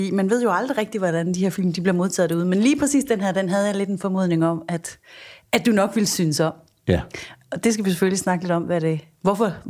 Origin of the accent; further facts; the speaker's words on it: Jutland, Denmark; now in Copenhagen, Denmark; Vi er fra det mørke Jylland